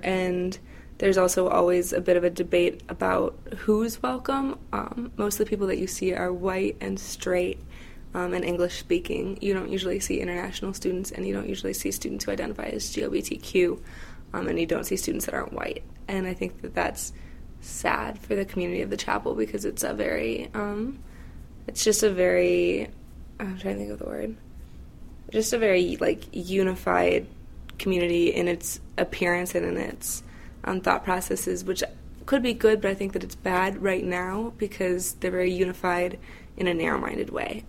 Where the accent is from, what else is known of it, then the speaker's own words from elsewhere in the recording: Valparaiso, Indiana, United States; I was born and raised in Valparaiso, Indiana